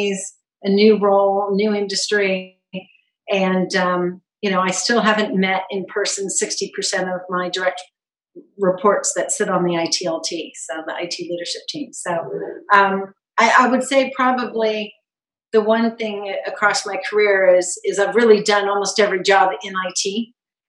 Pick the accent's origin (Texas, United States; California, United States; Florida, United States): California, United States; moved away as an adult; also born or lived in Trinidad and Tobago / East Coast, United States / England / South Africa; And I did all of my schooling in California. I grew up in California before moving to the East Coast with my husband when I got married.